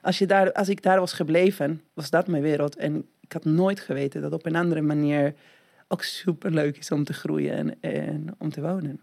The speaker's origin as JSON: {"language": "Dutch", "country": "Argentina", "tie": "born or raised there", "second_language": "Dutch", "moved": "as an adult", "lives_now": "Netherlands", "said": "Ik kom uit Argentinië en dan woon ik in Nederland ja, bijna 20 jaar. Eh, maar toen ik dertien was, woonde ik in Argentinië."}